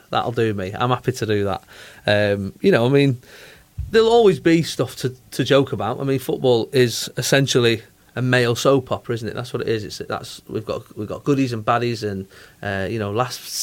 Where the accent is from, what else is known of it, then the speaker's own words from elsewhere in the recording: Manchester, North West England, United Kingdom; I'm from Manchester